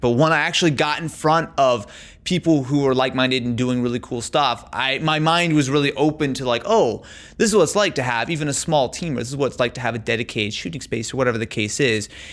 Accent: Branson, Missouri, United States; moved away as an adult; now in Los Angeles, United States; So I grew up in Missouri. Yeah. So I grew up in a little town called Branson, Missouri, in southern in southern Missouri

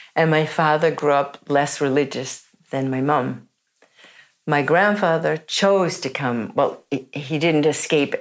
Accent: New York City, New York, United States; moved away as an adult; also born or lived in San Francisco / Holland; now in Oslo, Norway; I grew up in New York City

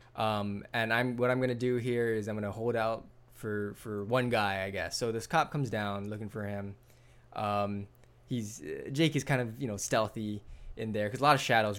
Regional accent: Hawaii, United States; I grew up in Hawaii

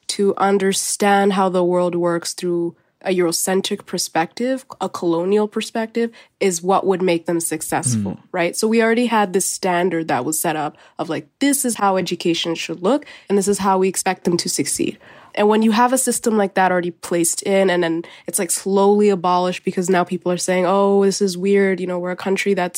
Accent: Edmonton, Alberta, Canada; growing up in Dickensfield

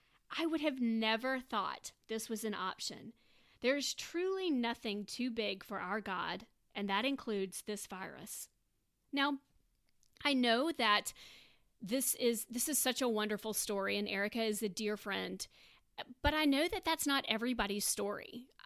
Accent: Tampa, Florida, United States; moved away as an adult; now in Birmingham, United States; I am currently in grad school at Samford University in Birmingham. I am originally from Tampa, Florida, and that's where most of my family resides.

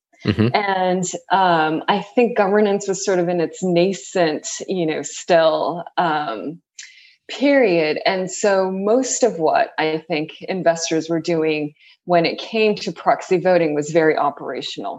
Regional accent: San Pedro, California, United States; moved away as an adult; also born or lived in Tokyo, Japan / Berkeley, California; now in New York, United States; I grew up, I was born in Tokyo, Japan, and I was there until about second grade. And then the rest of my life until New York has been spent in California, mainly Southern California. So I grew up in a little town called San Pedro

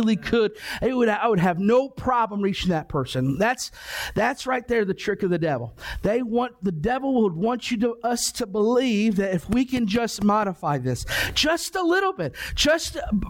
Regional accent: Ohio, United States; I grew up in Ohio.

